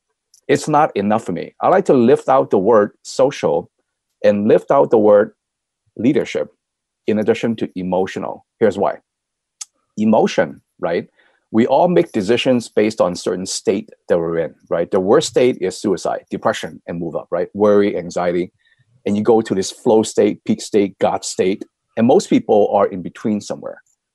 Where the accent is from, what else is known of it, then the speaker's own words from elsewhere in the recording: United States; I'm thoroughly American, right?